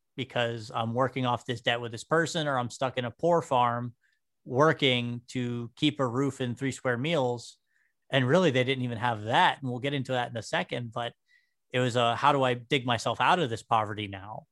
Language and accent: English; New Castle, Pennsylvania, United States; I was born and raised here in Newcastle, right over in Union Township.